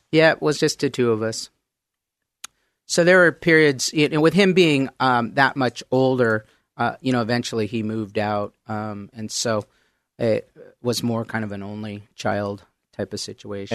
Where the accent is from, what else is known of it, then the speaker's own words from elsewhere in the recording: Mount Vernon, Washington, United States; also born or lived in Oak Harbor, Washington; pretty much grew up in, uh, Mount Vernon, Washington